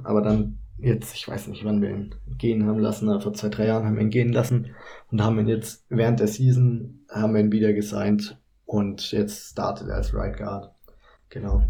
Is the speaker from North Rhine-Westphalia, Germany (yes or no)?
no; Kempten, Bavaria, Germany; moved away as an adult; now in Cologne, Germany; eigentlich komme ich aus Kempten in Bayern, aber ich mache derzeit mein Praktikum in Köln